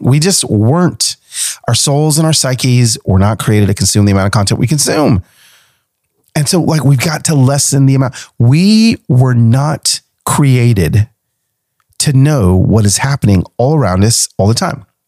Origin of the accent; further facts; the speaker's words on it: Nashville, Tennessee, United States; here in Nashville, in my hometown